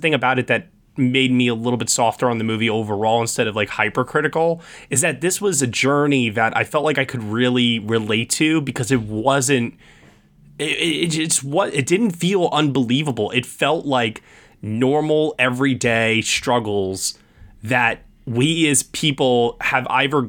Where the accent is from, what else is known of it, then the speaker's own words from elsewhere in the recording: Long Island, New York, United States; I grew up on Long Island in the suburbs